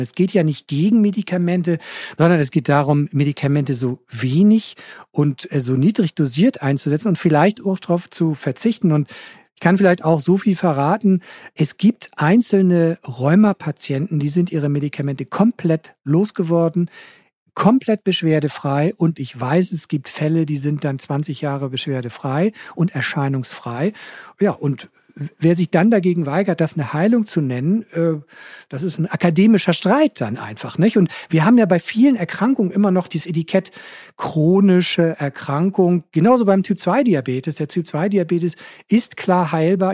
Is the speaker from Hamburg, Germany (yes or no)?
yes; Hamburg, Germany; Bei uns in Hamburg